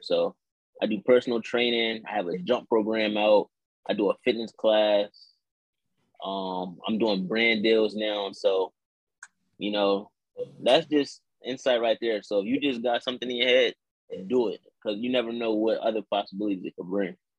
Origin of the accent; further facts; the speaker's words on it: New Castle, Delaware, United States; I'm from Newcastle, Delaware